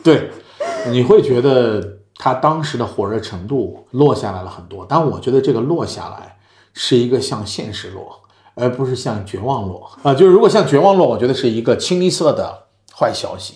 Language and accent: Chinese; China; moved away as an adult; also born or lived in New York; now in United States; 我们中国人